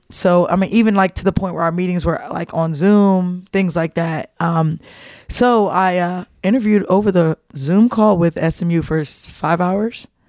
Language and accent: English; New Jersey, United States; moved away; I'm from Jersey